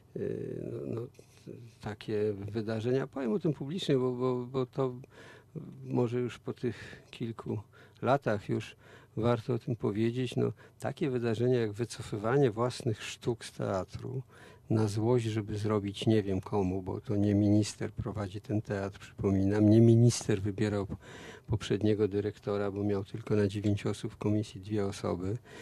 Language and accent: Polish; Warsaw, Masovian Voivodeship, Poland; u nas w Warszawie